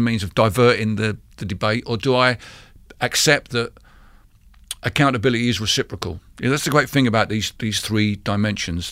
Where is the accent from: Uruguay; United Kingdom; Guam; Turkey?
United Kingdom; London; the town where I grew up in East London